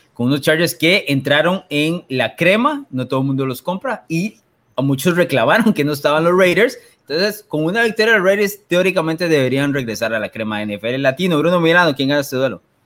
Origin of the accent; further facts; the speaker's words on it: Limón, Costa Rica; aquí ah. en Limón decimos que lo tiene suave